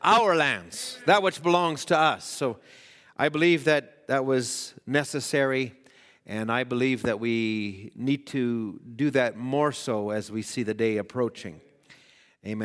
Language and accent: English; Edmonton, Alberta, Canada; I was born in Edmonton